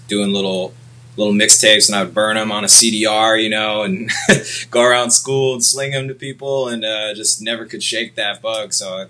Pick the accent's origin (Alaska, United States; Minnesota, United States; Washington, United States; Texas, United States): Washington, United States; Seattle; I'm from Seattle.